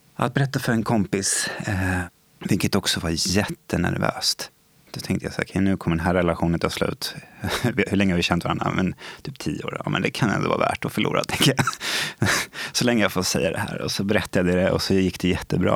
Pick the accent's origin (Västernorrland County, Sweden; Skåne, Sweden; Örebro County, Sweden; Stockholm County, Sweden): Stockholm County, Sweden; Stockholm; Jag är ju uppvuxen i eh, Stockholm. Jag har bott i Skarpnäck nästan större delen av mitt liv